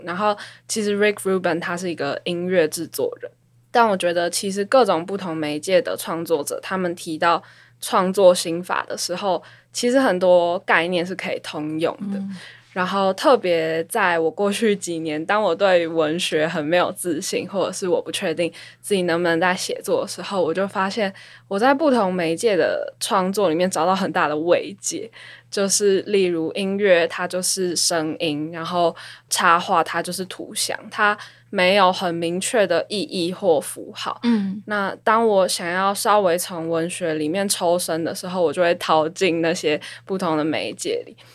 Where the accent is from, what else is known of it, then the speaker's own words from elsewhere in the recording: Taipei, Taiwan; also born or lived in London; 因为我就是出生在台北，然后基本上我也没有离开过台北，我从小到大的求学都是在这里